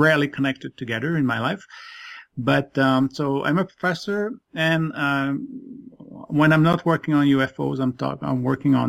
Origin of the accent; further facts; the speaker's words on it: Quebec City, Quebec, Canada; first language French; English is a second language; now in Toronto, Canada; I am based in Toronto, Canada, originally from Quebec City. So French is my first language